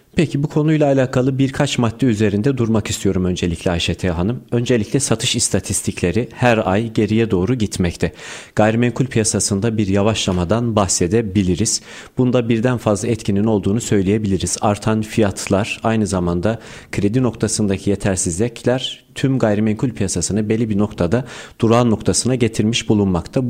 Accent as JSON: {"language": "Turkish", "region": "Erzurum", "country": "Turkey", "tie": "born or raised there", "moved": "yes", "lives_now": "Istanbul, Turkey", "said": "1994 Erzurum doğumluyum."}